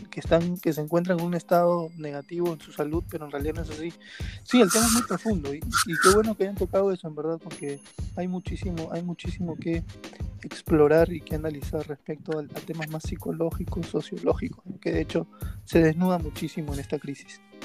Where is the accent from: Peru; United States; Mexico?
Peru; como peruanos